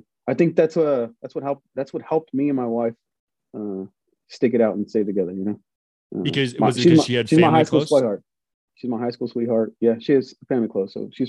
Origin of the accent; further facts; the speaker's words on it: Riverside, California, United States; moved away as an adult; So I'm born and raised in Riverside, California.